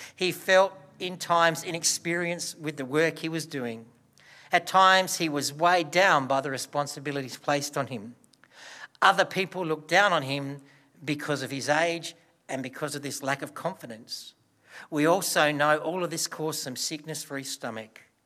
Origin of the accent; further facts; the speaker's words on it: Broken Hill, New South Wales, Australia; as a child, I grew up in Broken Hill.